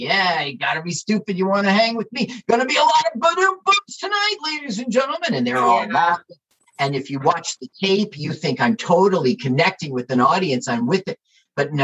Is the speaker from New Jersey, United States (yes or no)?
yes; Little Ferry, New Jersey, United States; I am a Jersey comedian who is not gay, but I am from Little Ferry.